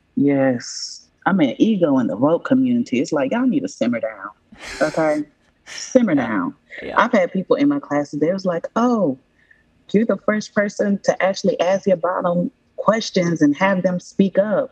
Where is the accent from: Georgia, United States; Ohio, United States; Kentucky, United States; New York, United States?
Georgia, United States; Atlanta; born or raised there